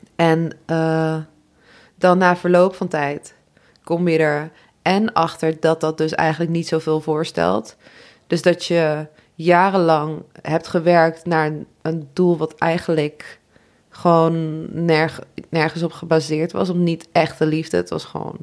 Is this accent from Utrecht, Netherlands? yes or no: no; Nijmegen, Gelderland, Netherlands; ik kom uit Nijmegen